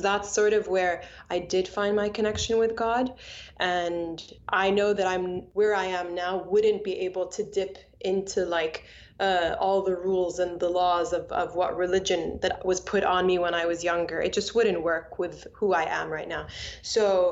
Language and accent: English; Bahrain; now in United States; I grew up in Bahrain, and I'm half Egyptian, half Palestinian